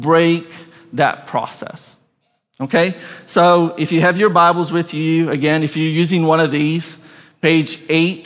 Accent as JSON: {"language": "English", "country": "Brazil", "tie": "born or raised there", "moved": "yes", "said": "I grew up in Brazil."}